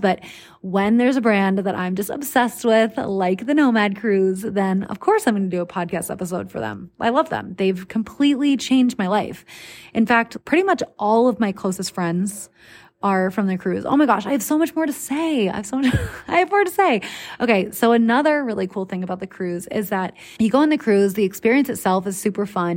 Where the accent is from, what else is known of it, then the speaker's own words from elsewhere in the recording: United States; the obnoxiously friendly Americans like myself